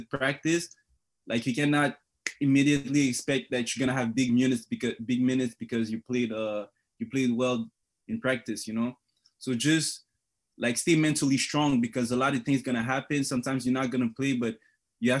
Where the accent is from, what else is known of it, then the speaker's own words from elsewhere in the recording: Montreal, Quebec, Canada; moved away as an adult; also born or lived in Congo / Thetford Mines, Quebec; now in Sault Ste. Marie, Canada; I came in Montreal when I was young, like maybe 3 years old.